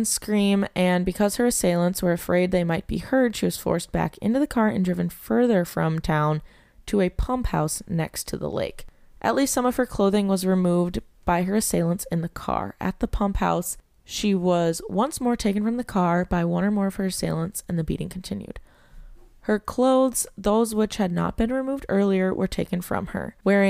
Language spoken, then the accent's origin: English; Canada; I'm French Canadian.